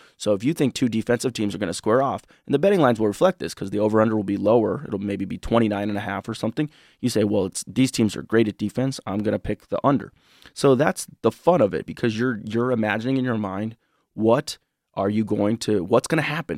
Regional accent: Illinois, United States; now in Michigan, United States; I'm from Illinois originally

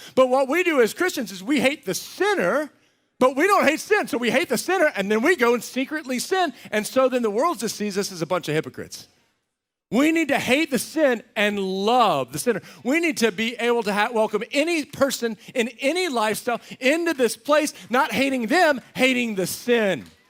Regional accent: Texas, United States; a little, little ranch I grew up on in Texas

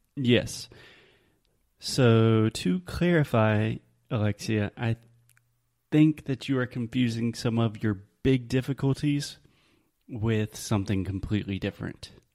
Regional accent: the South, United States; accent: southern; my southern accent

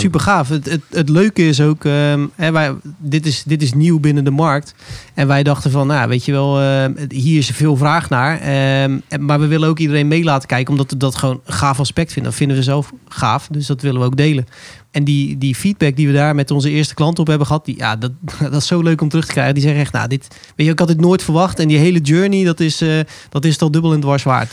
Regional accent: Zeeland, Netherlands; moved away; Ik kom oorspronkelijk uit Zeeland

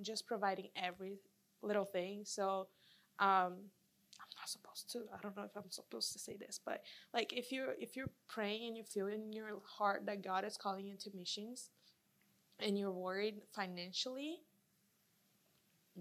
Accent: Brazil; now in United States; I'm from Brazil.

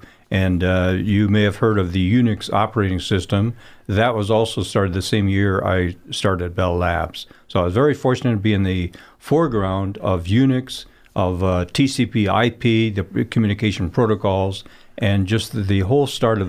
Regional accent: Netherlands; I was born in Holland myself during the Second World War, and I grew up in a very strong Christian family.

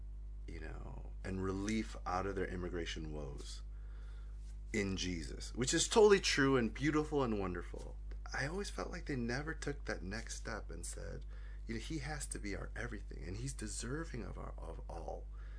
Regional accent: Sydney, New South Wales, Australia; Like, I just wanted to learn rugby league, growing up in Sydney.

